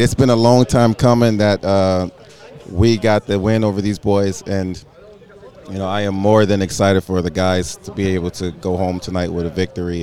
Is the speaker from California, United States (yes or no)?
yes; California, United States; I'm from California.